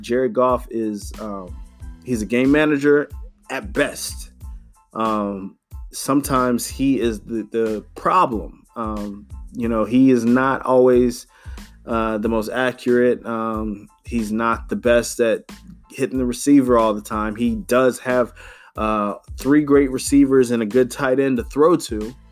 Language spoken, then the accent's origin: English; North Carolina, United States; I'm from North Carolina